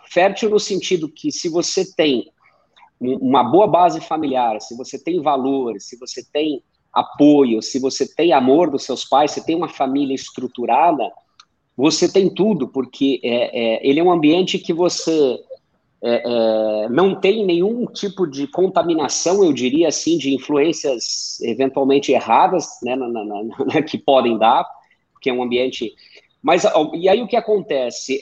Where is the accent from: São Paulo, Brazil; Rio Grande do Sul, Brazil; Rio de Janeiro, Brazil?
Rio Grande do Sul, Brazil; Missões region; moved away; eu venho do interior do Rio Grande do Sul, fronteira oeste, exatamente na divisa com a Argentina, região das Missões lá, fica entre os municípios de São Borja e Santo Antônio das Missões